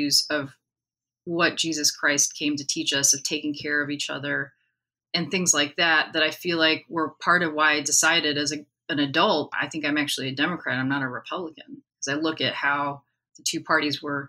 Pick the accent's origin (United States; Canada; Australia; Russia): United States; Washington, District of Columbia; also born or lived in Pittsburgh, Pennsylvania; now in Austin, United States; I live in Austin, Texas. I grew up in Washington, D.C., and I grew up around politics